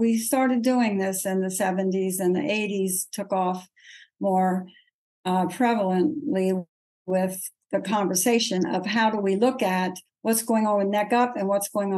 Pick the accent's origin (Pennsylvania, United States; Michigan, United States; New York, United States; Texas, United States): Pennsylvania, United States; Pottstown; I grew up in Pottstown, Pennsylvania, which is almost an Amish town.